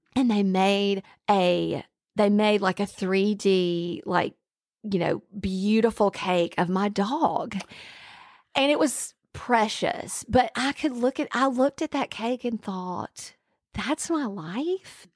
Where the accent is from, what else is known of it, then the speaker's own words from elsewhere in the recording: Alabama, United States; I was raised in Alabama